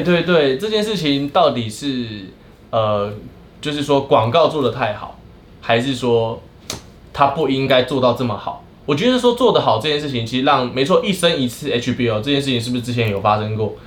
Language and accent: Chinese; Miaoli County, Taiwan; 我们以前在国小的时候，我们就，因为毕竟乡下的学校嘛，尽管我们国中的时候真的是那个两间学校，苗两间学校，苗栗的